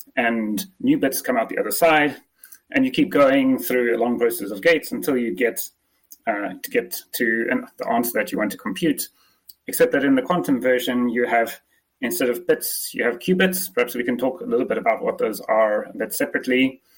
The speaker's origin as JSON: {"language": "English", "country": "South Africa", "accent": "mix of English and South African", "said": "I'm actually South African, but okay. I've never really had the traditional South African accent. I've had some strange mishmash of an English accent and the South African one."}